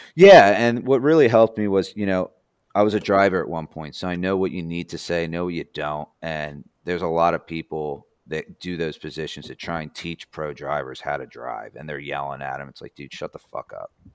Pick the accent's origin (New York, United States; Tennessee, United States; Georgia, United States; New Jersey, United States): New Jersey, United States; now in Indiana, United States; I'm not from here. I'm from New Jersey